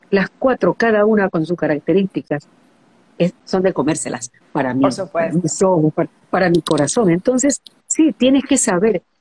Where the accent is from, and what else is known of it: Guayaquil, Guayas, Ecuador; born or raised there